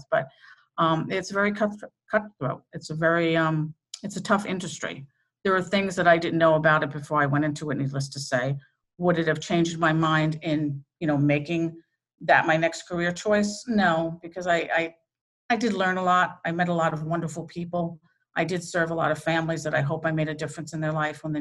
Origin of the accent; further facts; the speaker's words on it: New York, United States; moved away as an adult; now in Connecticut, United States; I'm from New York, but I did my apprenticeship, as I said, in Connecticut